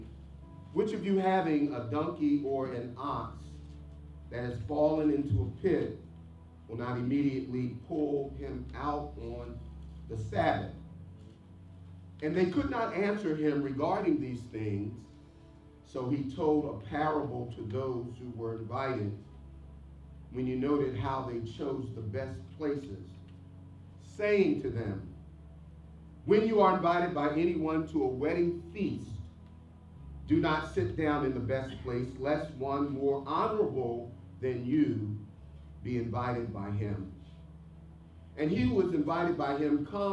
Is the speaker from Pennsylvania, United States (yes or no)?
yes; Philadelphia, Pennsylvania, United States; When I grew up in North Philadelphia, there were lots of alleyways.